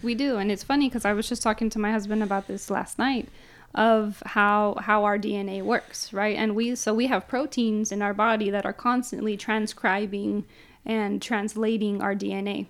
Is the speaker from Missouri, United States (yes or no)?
no; San Jose, California, United States; born and raised downtown San Jose.